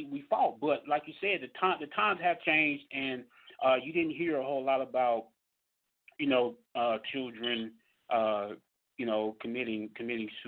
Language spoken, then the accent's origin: English; Mississippi, United States; I grew up down in Mississippi, man.